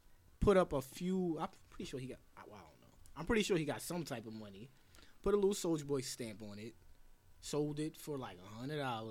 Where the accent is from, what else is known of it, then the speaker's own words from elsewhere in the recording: New York, United States; I'm from New York